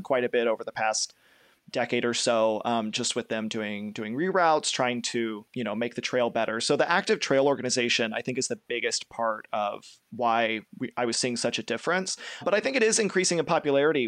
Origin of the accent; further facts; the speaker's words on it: Kentucky, United States; I'm from Kentucky. I'm from not too far away from the Shell Toy Trace.